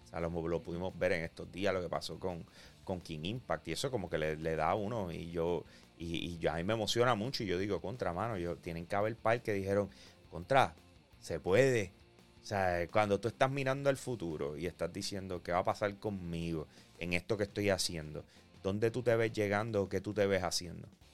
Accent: Bayamón, Puerto Rico; yo soy de Bayamón

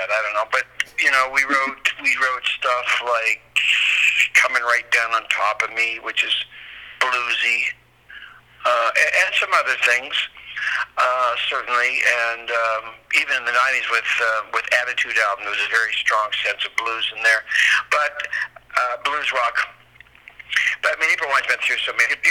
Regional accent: Nova Scotia, Canada; moved away as an adult; also born or lived in Woodstock, New Brunswick / Brantford, Ontario / Montreal; I'm from here. I mean, I was I was I was raised in Nova Scotia, so I have friends that go back a long way, and I have relatives still down here

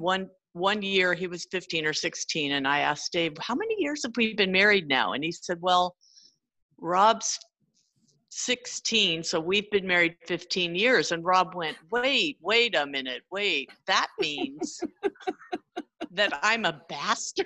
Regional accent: San Jose, California, United States; also born or lived in Sunnyvale, California; I grew up in Sunnyvale for a while and then San Jose, the Almaden area. So I'm definitely a California kid

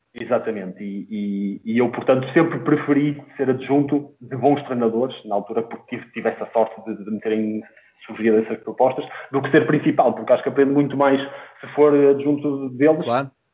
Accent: Porto, Norte, Portugal; eu sou natural do Porto, mais propriamente da, da cidade das Antas

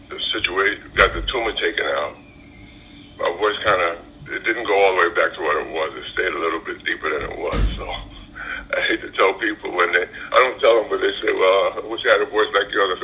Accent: New York City, New York, United States; now in South Carolina, United States; I grew up in Brooklyn. And Brooklyn, New York, at the time I was growing up

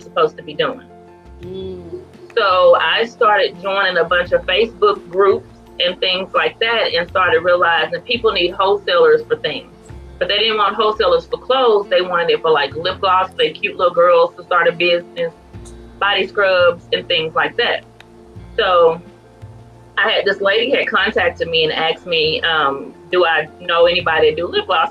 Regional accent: Farmersville, Texas, United States; also born or lived in McKinney, Texas; am from Northeast Texas, um, in a town called Farmersville, and it's very little

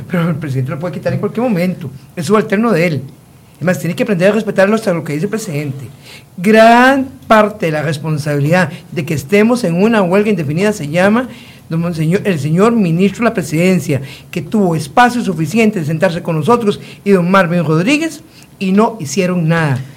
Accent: Costa Rica

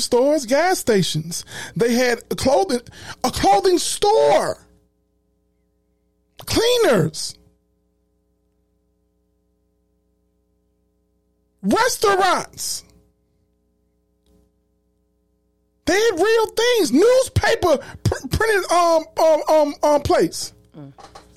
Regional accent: Chicago, Illinois, United States; I'm from Chicago.

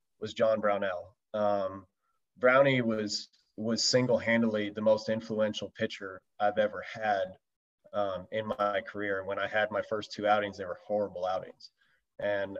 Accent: West Coast, United States; I was from the West Coast

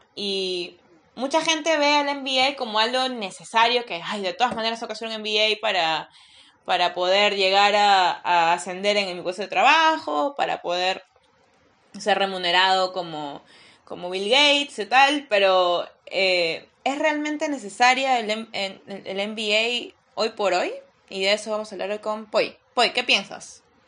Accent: Peru; soy peruana

